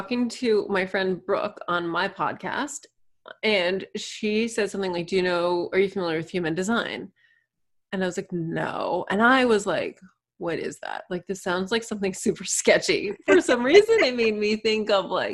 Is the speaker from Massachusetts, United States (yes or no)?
yes; Manchester-by-the-Sea, Massachusetts, United States; I'm from the other Cape Ann, Manchester, Mass is where my story begins